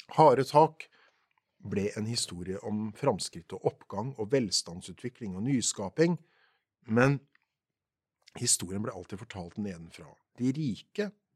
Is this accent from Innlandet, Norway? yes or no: no; Porsgrunn, Telemark, Norway; born or raised there